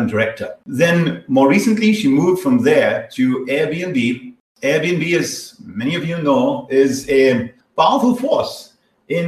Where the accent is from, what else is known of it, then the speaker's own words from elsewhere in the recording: India; moved away; I was growing up in India